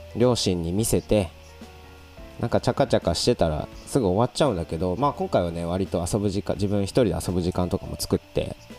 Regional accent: Abashiri, Hokkaido, Japan; born or raised there; moved away

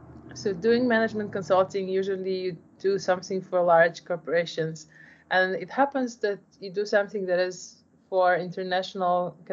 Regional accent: Poland; English is a second language; moved away; also born or lived in Ukraine; I was born in Ukraine, raised in Poland. I'm a child of Ukrainian immigrant to Poland.

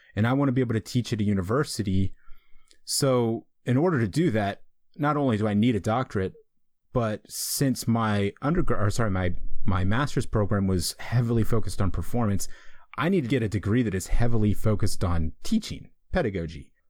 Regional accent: East Coast, United States; moved away as an adult; also born or lived in Colorado; I'm from the East Coast. I lived in the East Coast my entire life.

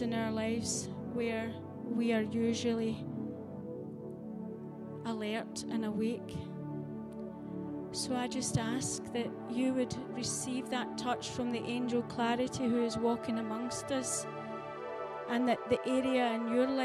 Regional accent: Scotland, United Kingdom; I have embraced my heritage as a Scottish lassie

